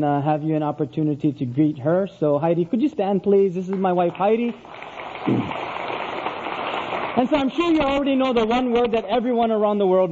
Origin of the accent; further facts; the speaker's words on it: Oahu, Hawaii, United States; now in Big Island, Hawaii, United States; I grew up on Oahu, the island of Oahu, and then moved up to the Big Island where I now live.